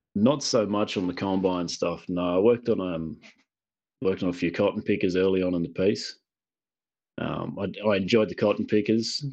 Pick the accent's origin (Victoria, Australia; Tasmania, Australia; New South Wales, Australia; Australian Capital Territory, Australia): New South Wales, Australia; Illawarra; now in Queensland, Australia; originally, I'm from New South Wales, so the east, southern east coast of, of Australia. Um, I'm in Queensland now